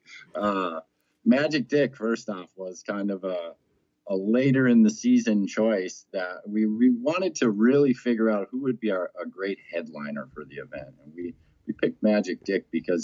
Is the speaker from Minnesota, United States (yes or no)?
yes; Minnesota, United States; moved away; also born or lived in Hawaii; I'm originally from Minnesota